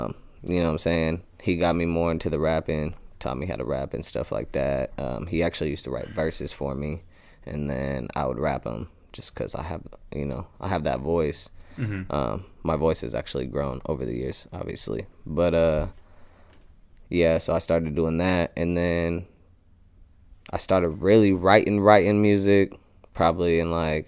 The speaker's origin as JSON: {"language": "English", "town": "Des Moines", "region": "Iowa", "country": "United States", "tie": "born or raised there", "also_born_or_lived": "Phoenix, Arizona / Las Vegas, Nevada", "said": "Yeah, I was born in Iowa, basically raised in Iowa. I moved to Phoenix, Arizona when I was around 13 and lived there for like half a year and then moved back."}